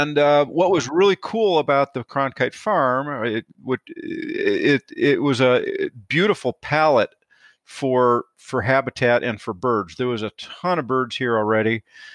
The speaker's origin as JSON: {"language": "English", "region": "Illinois", "country": "United States", "tie": "born or raised there", "said": "I grew up in Northern Illinois, my dad was grew up in Northern Minnesota"}